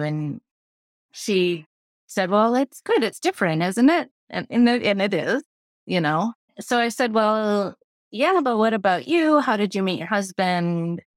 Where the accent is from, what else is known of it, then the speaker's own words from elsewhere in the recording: Midwest, United States; moved away as an adult; also born or lived in Boston; I'm from the Midwest